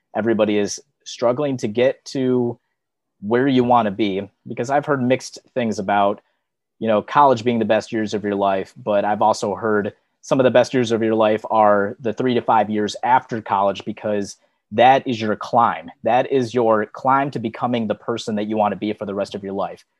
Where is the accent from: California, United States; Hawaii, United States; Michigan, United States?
Michigan, United States; I'm from Michigan, where it, it snows nonstop all the time during the wintertime